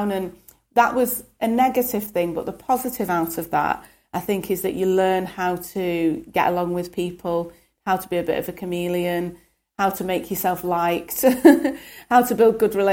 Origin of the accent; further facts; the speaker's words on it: Stockport, North West England, United Kingdom; also born or lived in Birmingham; I was born in Birmingham, and then when I was, I think, about six, moved up to Stockport.